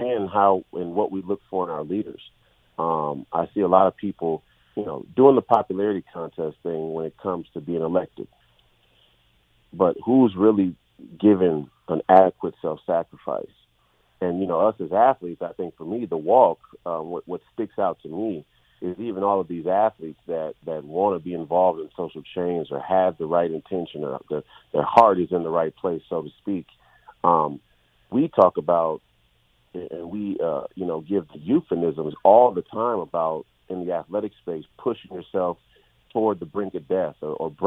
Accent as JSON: {"language": "English", "town": "Minneapolis", "region": "Minnesota", "country": "United States", "tie": "born or raised there", "said": "this was my hometown"}